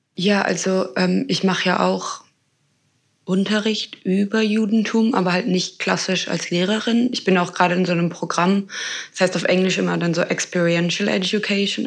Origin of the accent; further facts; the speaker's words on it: Berlin, Germany; ich komme ja aus Berlin